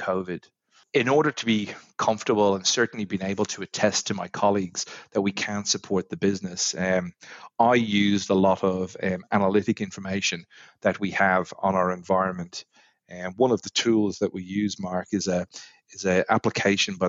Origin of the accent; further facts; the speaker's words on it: Ireland; moved away as an adult; also born or lived in London / New York; now in Australia; as many of the listeners will probably pick up from my accent, I'm not from these shores, originally from Ireland